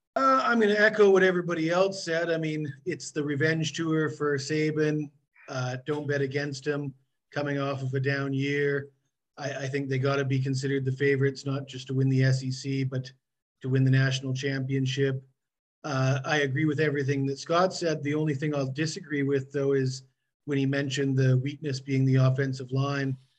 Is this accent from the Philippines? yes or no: no; Canada; now in Southeast Asia; I am from Canada